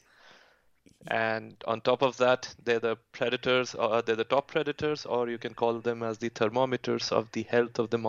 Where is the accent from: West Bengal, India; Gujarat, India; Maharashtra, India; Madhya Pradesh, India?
Madhya Pradesh, India; Bhopal; moved away; also born or lived in Bishkek, Kyrgyzstan; I was born in India. I grew up in a city called Bhopal in central India.